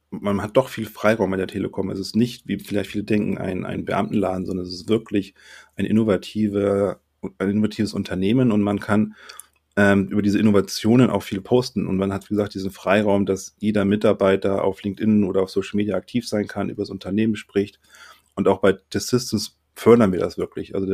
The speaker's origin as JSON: {"language": "German", "town": "Sylt", "region": "Schleswig-Holstein", "country": "Germany", "tie": "born or raised there", "said": "Wobei ich bin eigentlich Norddeutscher, eigentlich sage ich Moin."}